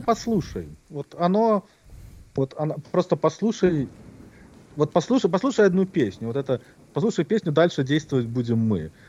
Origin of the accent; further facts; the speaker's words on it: Minsk, Belarus; now in United States; Я родился такого-то, такого-то в таком-то году в городе Минске, Беларусь.